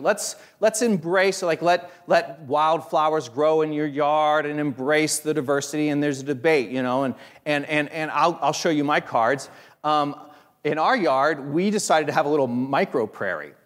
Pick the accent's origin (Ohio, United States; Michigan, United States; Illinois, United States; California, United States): Ohio, United States; Hicksville; I grew up in Hicksville, Ohio